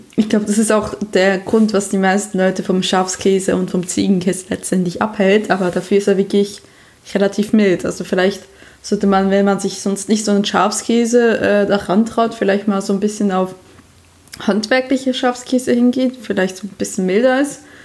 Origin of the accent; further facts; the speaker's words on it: Switzerland; now in Germany; ich bin eine Schweizerin, die im Ausland lebt